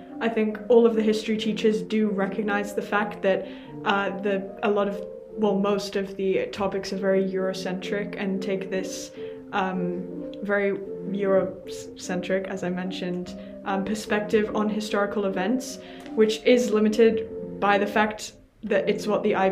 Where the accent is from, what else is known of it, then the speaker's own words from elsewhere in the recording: United Kingdom; I am white British.